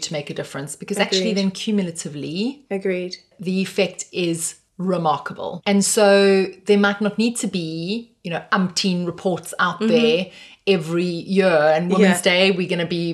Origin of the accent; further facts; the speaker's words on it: South Africa; I have a South African passport